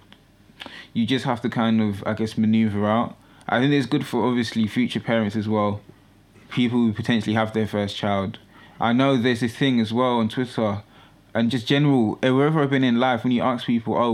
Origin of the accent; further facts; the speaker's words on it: Ghana; I'm Ghanaian